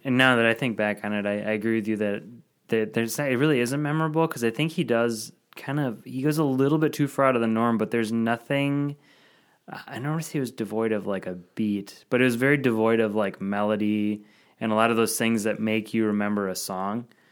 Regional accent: Madison, Wisconsin, United States; Madison, my hometown.

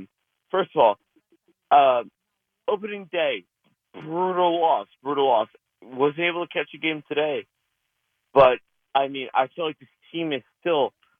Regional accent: New Jersey, United States; I'm a New York guy through and through. Mm-hmm. I'm from Jersey, but I'm a New York guy.

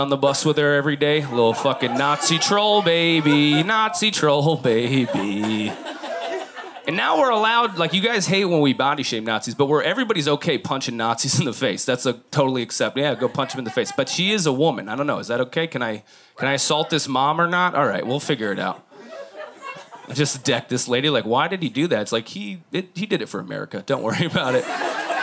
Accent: Midwest, United States; moved away; I'm from the Midwest

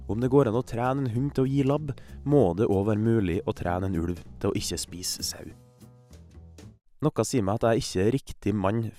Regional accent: Kristiansund, Møre og Romsdal, Norway; Uh, hei. Jeg er fra Kristiansund et sted som ikke er bygd, men som heller under ingen omstendigheter bør klassifiseres som en by.

